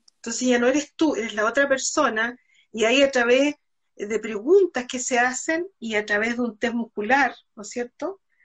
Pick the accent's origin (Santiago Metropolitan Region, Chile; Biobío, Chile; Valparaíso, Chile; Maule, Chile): Biobío, Chile; Concepción; yo soy de Concepción